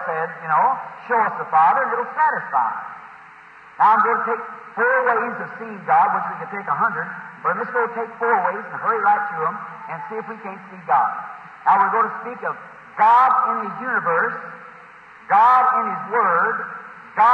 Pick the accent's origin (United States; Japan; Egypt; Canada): United States; Indiana